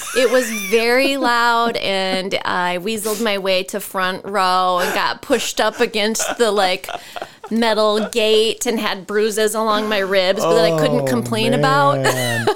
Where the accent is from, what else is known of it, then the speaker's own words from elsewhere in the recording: Ridgeway, Iowa, United States; I grew up in the metropolis of Ridgeway, Iowa.